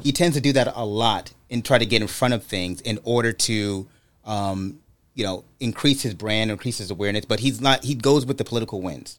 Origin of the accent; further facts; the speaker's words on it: Brooklyn, New York, United States; moved away; also born or lived in California; I grew up in Brooklyn, New York